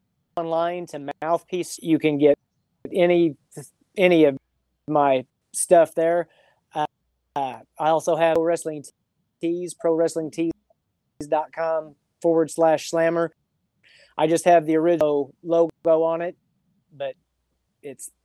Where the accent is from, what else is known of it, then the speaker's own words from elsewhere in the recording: Farmington, Missouri, United States; my hometown of Farmington